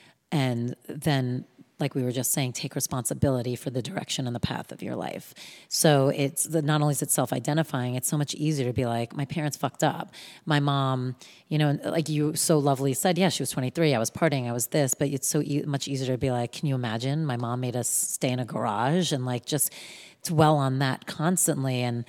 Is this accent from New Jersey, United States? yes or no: yes; New Jersey, United States; I'm from New Jersey